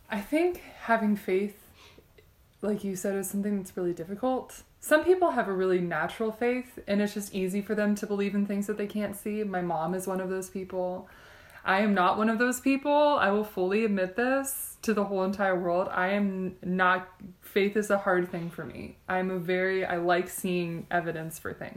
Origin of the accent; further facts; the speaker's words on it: Texas, United States; moved away as an adult; also born or lived in Michigan; now in Provo, United States; I grew up in Texas.